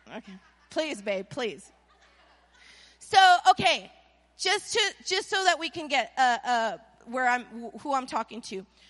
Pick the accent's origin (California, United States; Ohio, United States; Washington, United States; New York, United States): California, United States; Anaheim; now in Las Vegas, United States; I was born in Anaheim